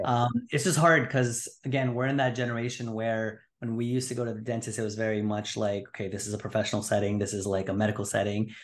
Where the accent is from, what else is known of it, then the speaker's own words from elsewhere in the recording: Montreal, Quebec, Canada; moved away as an adult; also born or lived in Greater Toronto Area; now in Toronto, Canada; born and raised in Montreal, but now practicing out of the Greater Toronto Area